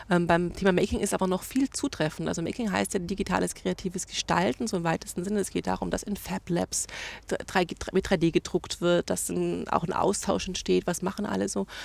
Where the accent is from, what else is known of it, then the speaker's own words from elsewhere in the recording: Bad Reichenhall, Bavaria, Germany; Ich komme aus Reichenhall